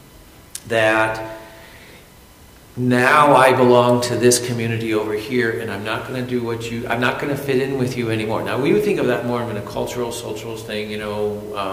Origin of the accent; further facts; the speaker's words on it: United States; I'm American